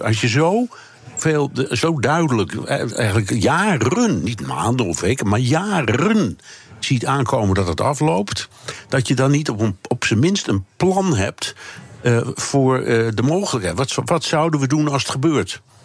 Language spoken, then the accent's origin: Dutch; Netherlands; wij als Nederlanders